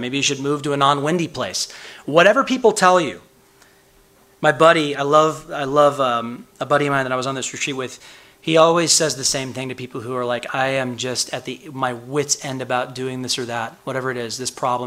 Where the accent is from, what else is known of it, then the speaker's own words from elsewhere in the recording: Chicago, Illinois, United States; moved away; I'm from Chicago, the windy city